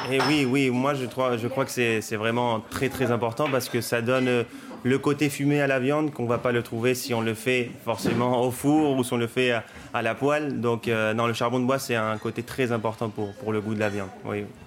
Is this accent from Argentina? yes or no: yes; Córdoba, Argentina; now in Paris, France; je suis de Cordoba